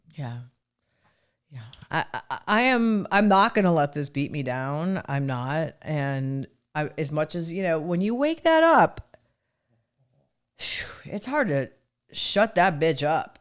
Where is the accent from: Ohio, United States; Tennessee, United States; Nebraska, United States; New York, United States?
Ohio, United States; Cleveland; where I grew up in Cleveland